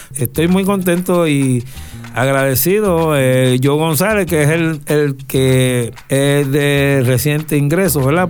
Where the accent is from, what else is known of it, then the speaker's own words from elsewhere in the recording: Puerto Rico; nosotros somos ese puertorriqueño que a la gente le agrada conocer